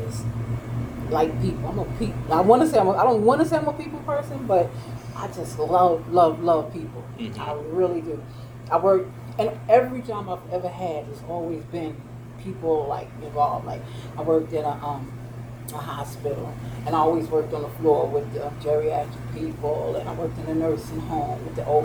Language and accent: English; New York, United States; moved away; I worked in the food industry back in New York because I'm from New York